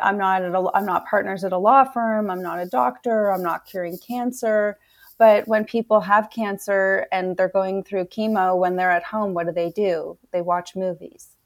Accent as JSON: {"language": "English", "country": "Canada", "tie": "born or raised there", "said": "I was born in Canada"}